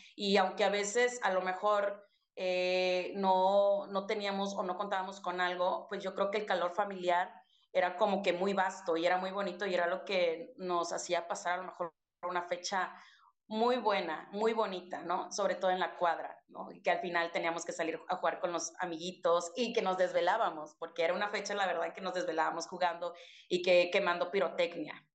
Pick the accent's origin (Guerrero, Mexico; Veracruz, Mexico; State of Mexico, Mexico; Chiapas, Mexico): Chiapas, Mexico; moved away; yo estoy en el norte, pero soy de Chiapas